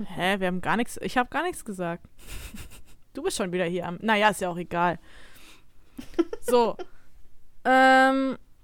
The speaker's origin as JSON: {"language": "German", "town": "Emsdetten", "region": "North Rhine-Westphalia", "country": "Germany", "said": "ich komme ja aus Emstetten"}